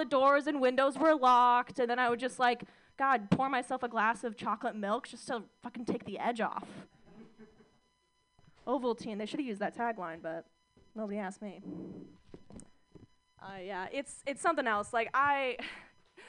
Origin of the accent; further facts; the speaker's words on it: Mission Viejo, California, United States; I grew up in Orange County, California